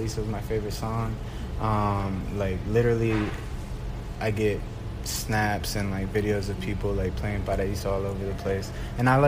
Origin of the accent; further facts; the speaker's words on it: Atlanta, Georgia, United States; first language Spanish; English is a second language; also born or lived in Mexico; I'm born Mexican, my family only speaks Spanish, so that's my first language. But then I grew up in Atlanta